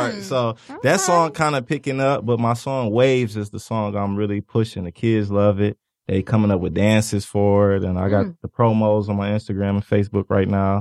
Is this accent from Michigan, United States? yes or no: yes; Ypsilanti, Michigan, United States; I'm from Ypsilanti, Michigan, 30 miles outside of Detroit